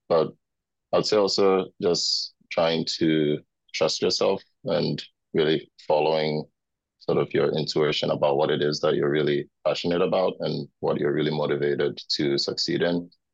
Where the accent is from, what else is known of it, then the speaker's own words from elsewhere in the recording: Accra, Greater Accra, Ghana; moved away as an adult; also born or lived in Indiana, United States; now in United States; I grew up in Ghana. It's in Accra, Ghana.